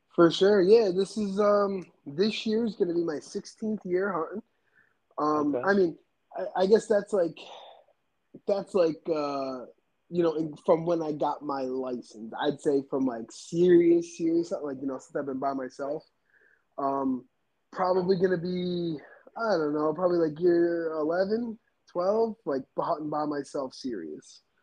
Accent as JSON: {"language": "English", "region": "New Jersey", "country": "United States", "tie": "born or raised there", "said": "I grew up on the East Coast, um, you know, in New Jersey."}